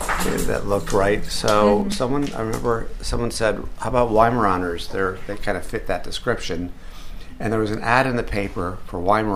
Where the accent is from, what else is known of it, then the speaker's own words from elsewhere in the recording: Western Massachusetts, United States; moved away as an adult; also born or lived in Boston; now in California, United States; I didn't take it off to school when I went to school in Boston. I'm from Western Mass.